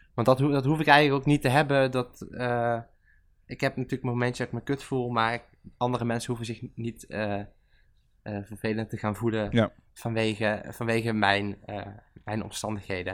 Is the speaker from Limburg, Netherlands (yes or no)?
yes; Venlo, Limburg, Netherlands; moved away; ik kom uit Venlo